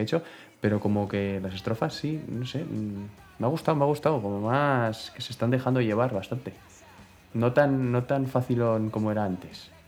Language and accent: Spanish; Bera, Navarre, Spain; mi pueblo, de Vera, de Vida de Vidasoa